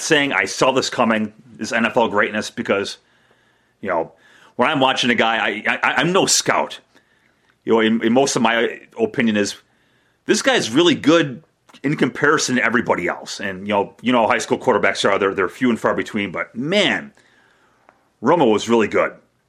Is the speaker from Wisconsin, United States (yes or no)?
yes; Burlington, Wisconsin, United States; I'm from Burlington. I played at Burlington High School.